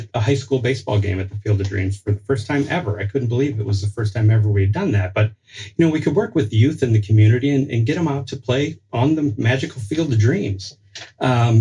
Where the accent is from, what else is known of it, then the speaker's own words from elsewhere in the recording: Dubuque, Iowa, United States; also born or lived in Cedar Falls, Iowa; I grew up in Dubuque, actually, just outside of Dubuque in Asbury.